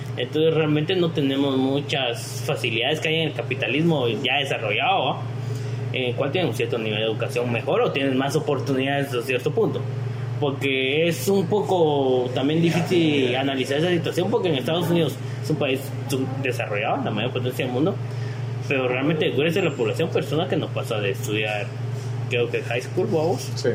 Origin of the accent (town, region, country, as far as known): Guatemala